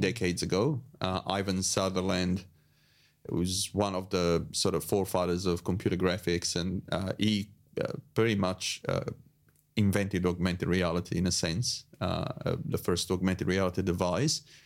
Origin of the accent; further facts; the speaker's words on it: Italy; moved away as an adult; I was born in Italy